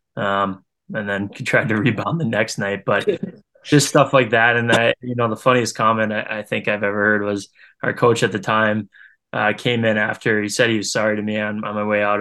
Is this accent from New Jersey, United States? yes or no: no; Green Bay, Wisconsin, United States; growing up in Green Bay